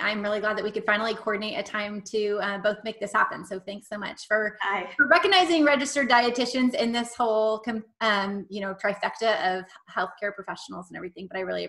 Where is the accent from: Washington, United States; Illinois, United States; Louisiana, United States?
Washington, United States; moved away as an adult; also born or lived in Texas; And then I moved down to Texas for my master's in public health, but I'm from Washington State